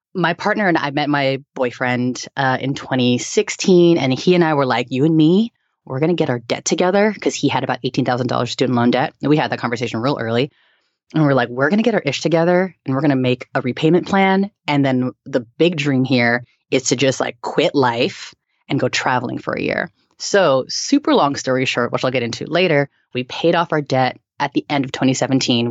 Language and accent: English; San Francisco Bay Area, California, United States; now in New York, United States; I was born and raised in the Bay Area and, um, I moved to New York